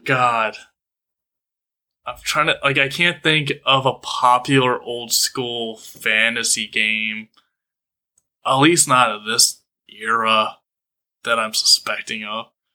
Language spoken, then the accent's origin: English; United States; being an American